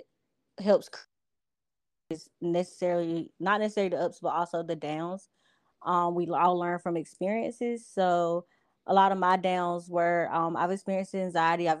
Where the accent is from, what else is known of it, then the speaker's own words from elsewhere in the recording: Goldsboro, North Carolina, United States; I'm from Goldsboro